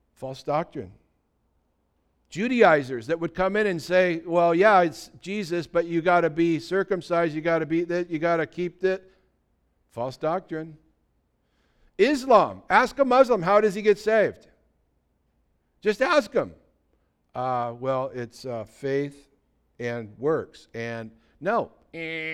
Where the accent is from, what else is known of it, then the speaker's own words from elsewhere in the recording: United States; back in the sixties, when I was growing up, everybody in America was considered a Christian